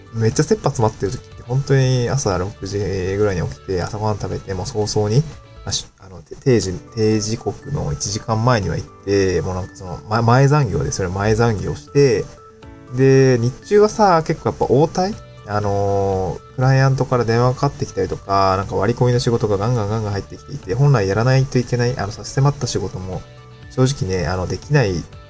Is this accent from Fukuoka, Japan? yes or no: no; Niigata, Japan; also born or lived in Aomori / Tokyo; now in Awaji Island, Japan; もともと私は東京生まれとかそういうわけじゃなくて、新潟で生まれて